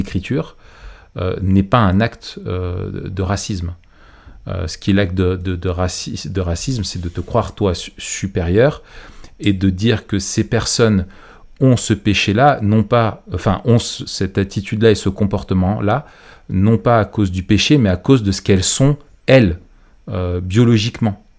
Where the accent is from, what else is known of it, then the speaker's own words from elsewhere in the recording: France; chez nous en France